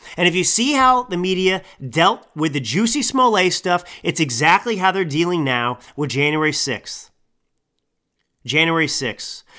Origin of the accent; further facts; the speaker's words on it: Texas, United States; I'm a Texan